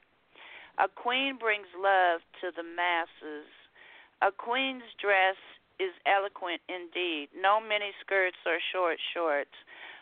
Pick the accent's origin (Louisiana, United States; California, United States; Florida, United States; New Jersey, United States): California, United States; San Francisco; moved away as an adult; now in Houston, United States; I'm originally from San Francisco, California. I spent the first 39 years of my life there, and I've been now in Houston 17